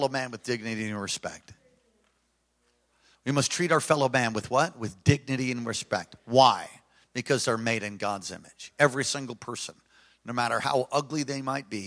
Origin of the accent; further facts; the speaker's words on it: New York, United States; moved away; I was raised in New York